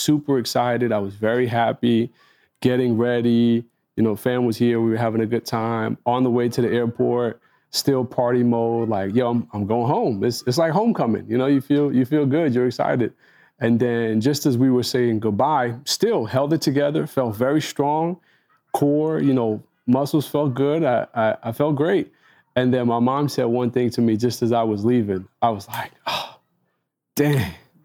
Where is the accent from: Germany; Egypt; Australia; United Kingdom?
Egypt; moved away; I entered Egypt, which was kind of threw me off, because it's like, oh, this is my home country